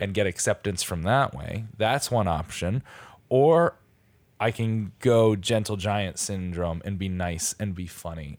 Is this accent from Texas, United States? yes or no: no; Stratford, Connecticut, United States; my hometown, Stratford, Connecticut